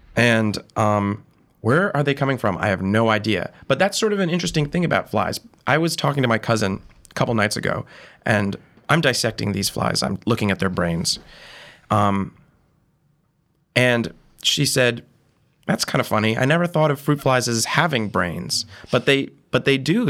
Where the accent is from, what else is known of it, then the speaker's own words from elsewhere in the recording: Monterey, Massachusetts, United States; moved away as an adult; also born or lived in Providence, Rhode Island; now in New York, United States; I'm from Monterey, Massachusetts, town of, like, a thousand people. And, uh, I, I grew up there, essentially